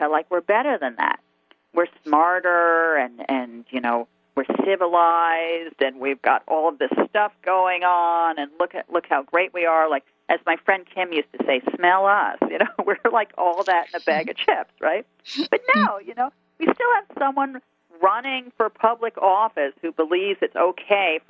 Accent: New York, United States; as a New Yorker

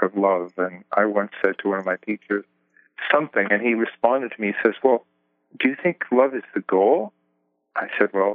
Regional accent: Jersey City, New Jersey, United States; also born or lived in Greenwich Village, New York City; I grew up in, I was born in Jersey City

